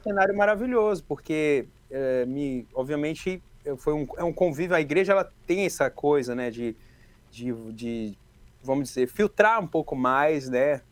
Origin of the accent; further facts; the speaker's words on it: Ceilândia, Federal District, Brazil; eu vim da Ceilândia